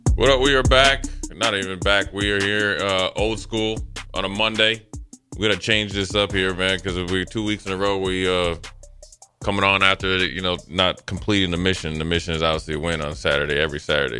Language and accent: English; Maryland, United States; I'm from Maryland